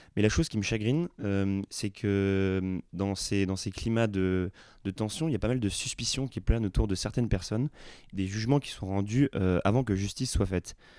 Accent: Montpellier, Occitania, France; de mon patelin, enfin de Montpellier

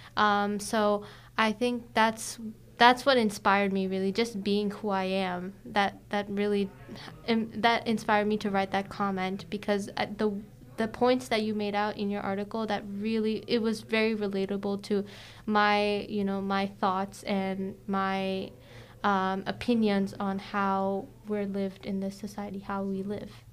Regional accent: United States; My family is actually from India. I was born in the uh, U.S.

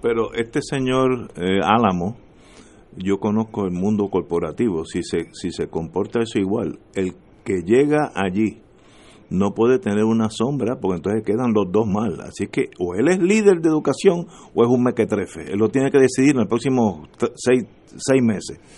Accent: Puerto Rico

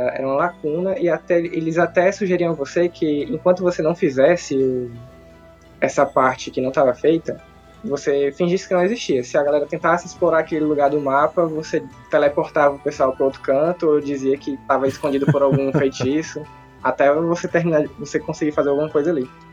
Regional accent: interior of Ceará, Brazil; Eu, eu sou do interior aqui do Ceará

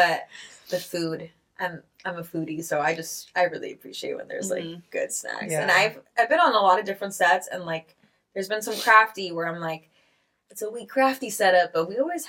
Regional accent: Austria; I'm from Austria, so you know.

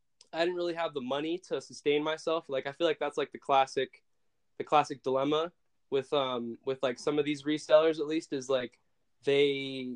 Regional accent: Brooklyn, New York, United States; also born or lived in Philadelphia; I was born in Philadelphia, Pennsylvania, and at the age of two, I moved to Brooklyn, New York

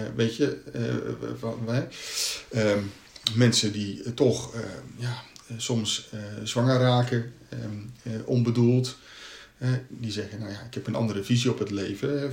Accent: Katwijk, South Holland, Netherlands; ik ben in Katwijk opgegroeid

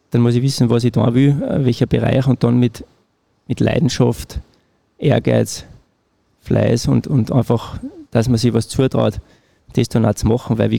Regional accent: Wagrain, Salzburg, Austria; in Wagrein, äh, ja. Genau. ja. Mhm. Äh, meine Heimat.

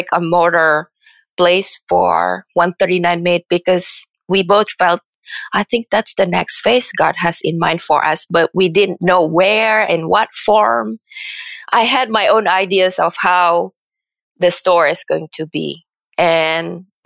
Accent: Indonesia; also born or lived in Philadelphia / San Francisco; now in United States; Indonesia is my home country

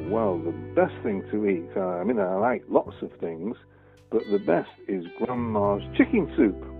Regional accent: Prestwich, North West England, United Kingdom; I grew up in Prestwich. I've lived all my life in Prestwich and still do.

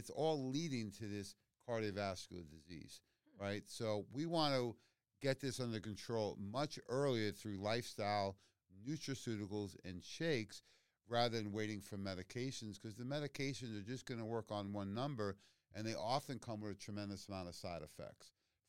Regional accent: Queens, New York, United States; I grew up in Queens. I know what egg cream is, yeah.

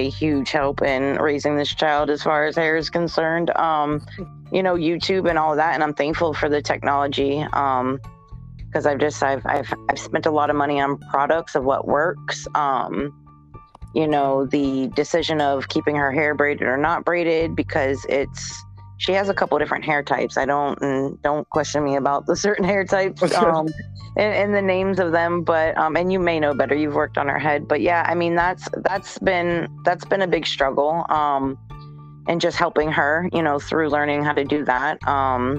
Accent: Tampa, Florida, United States; also born or lived in New Hampshire; I was born in New England, but moved to Florida very, very young, like 5 or 6-ish. So I consider myself a Floridian, been in Tampa since

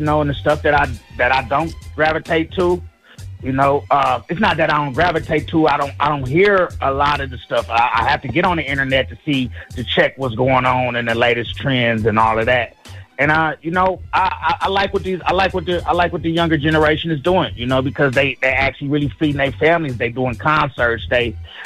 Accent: San Francisco Bay Area, California, United States; I'm from the Bay Area

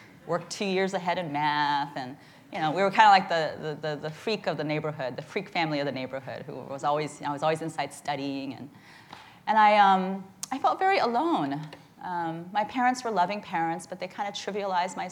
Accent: Midwest, United States; also born or lived in Charleston, South Carolina; now in San Francisco, United States; I grew up in the Midwest, which is very different than out here, in small towns

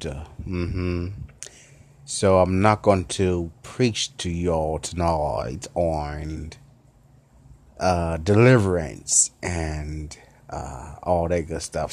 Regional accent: Memphis, Tennessee, United States; accent: southern; I'm a southern cat, you know, as they say it. I'm southern. I'm from Memphis city

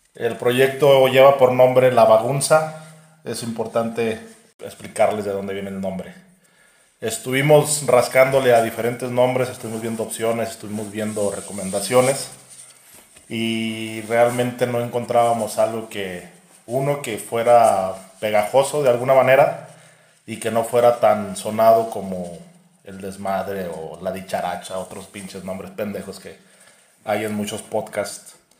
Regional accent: Irapuato, Guanajuato, Mexico; somos de Irapuato, Guanajuato

